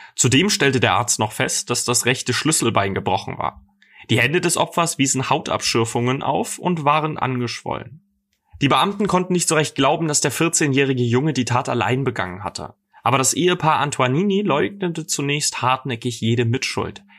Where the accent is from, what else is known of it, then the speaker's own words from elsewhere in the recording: Dresden, Saxony, Germany; moved away; Ich komme übrigens ursprünglich aus Dresden